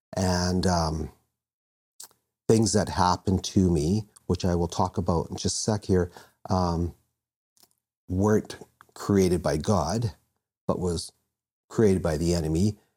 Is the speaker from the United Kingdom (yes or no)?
no; Vancouver, British Columbia, Canada; I was born in born in Vancouver